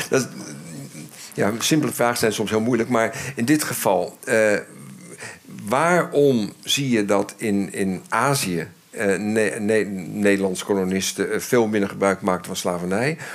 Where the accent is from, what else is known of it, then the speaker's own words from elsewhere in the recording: Rotterdam, South Holland, Netherlands; Ik ben Rotterdammer, ja. 33 jaar, ik woon hier.